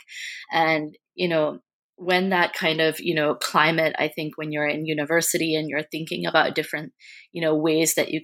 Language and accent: English; United States; as a Sri Lankan American, and growing up in the United States